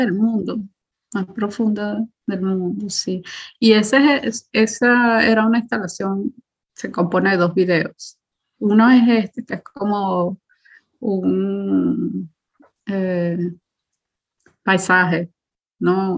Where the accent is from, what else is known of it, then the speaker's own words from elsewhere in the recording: Caracas, Capital District, Venezuela; moved away as an adult; now in Berlin, Germany; yo crecí en Caracas, estudié en colegio público